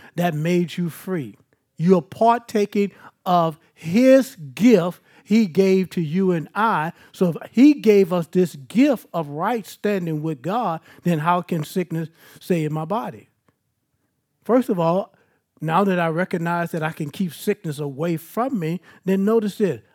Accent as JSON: {"language": "English", "town": "Baton Rouge", "region": "Louisiana", "country": "United States", "said": "I'm from South Baton Rouge"}